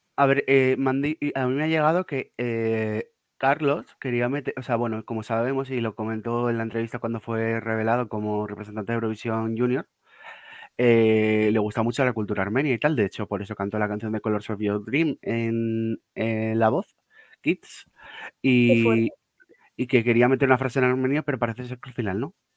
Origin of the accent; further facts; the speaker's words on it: Pamplona, Navarre, Spain; yo soy de Pamplona